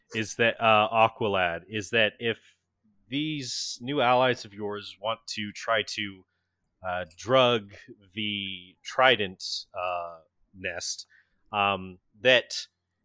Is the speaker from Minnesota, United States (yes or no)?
no; Florida, United States; I grew up in Florida